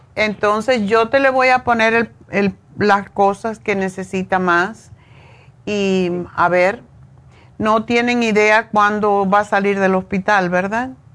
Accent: Cuba; yo soy cubana

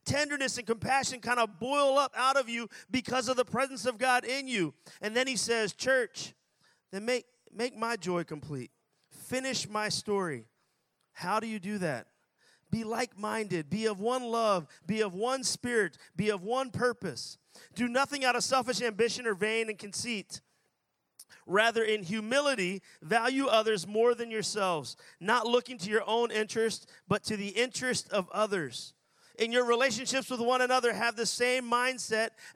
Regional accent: Philadelphia, Pennsylvania, United States; I'm from Philadelphia, and I pastor a church in Philadelphia

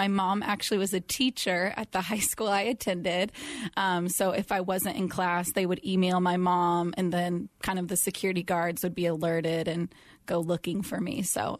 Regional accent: Chandler, Arizona, United States; You know, I can't really, there's not a big takeaway, but we have the Ostrich Festival.

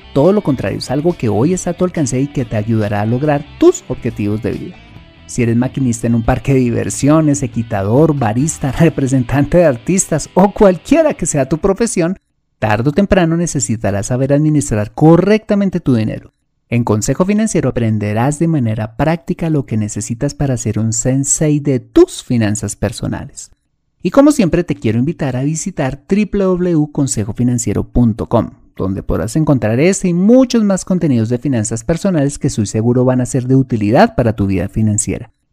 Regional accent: Colombia

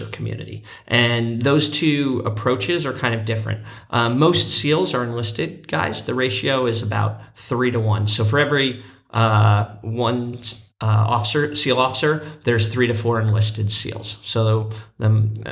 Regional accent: Santa Cruz, California, United States; my hometown of Santa Cruz

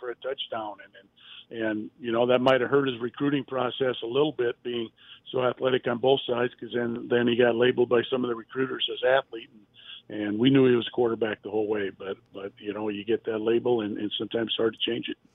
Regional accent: Waterloo, Iowa, United States; my hometown Waterloo Iowa

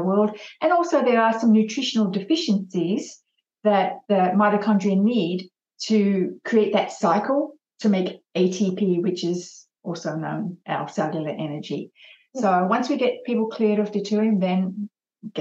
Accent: Australia; I'm an Aussie trooper

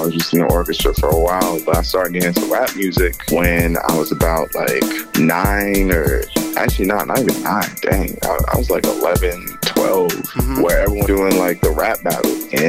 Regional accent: Worcester, Massachusetts, United States; now in Boston, United States; But I'm originally from Worcester, Massachusetts.

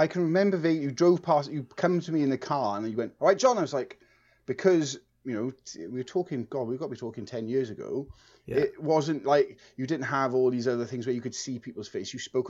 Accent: Dartford, South East England, United Kingdom; born there; I was actually born in Dartford in Kent, so I'm actually English.

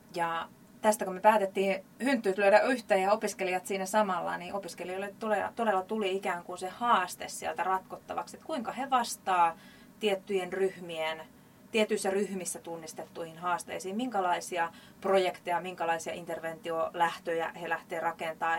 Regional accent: Jaala, Kymenlaakso, Finland; tuolta Kymenlaakson puolelta Jaalasta

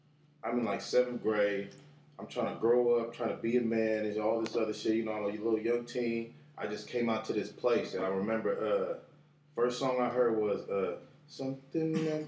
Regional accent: California, United States; also born or lived in Orange County; I was born in SoCal.

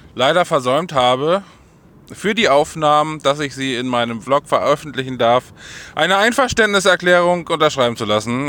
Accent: Holdenstedt, Lower Saxony, Germany; Holdenstedt, also mein Heimatort.

